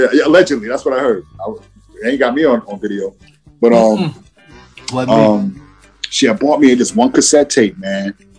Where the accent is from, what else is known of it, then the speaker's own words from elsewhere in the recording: Wyandotte, Michigan, United States; I'm from Wyandotte. Ain't no studios out there.